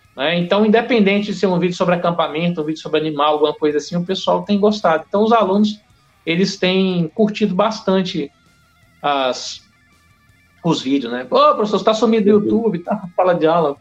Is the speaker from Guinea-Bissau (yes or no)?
no; Porto Velho, Rondônia, Brazil; also born or lived in Ceará; depois viemos para Rondônia, para Porto Velho. Né? Então, pô, eu tô aqui há 36 anos